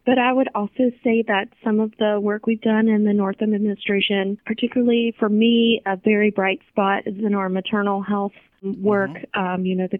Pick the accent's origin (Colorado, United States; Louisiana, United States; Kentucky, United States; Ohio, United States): Kentucky, United States; moved away; I'm from Kentucky originally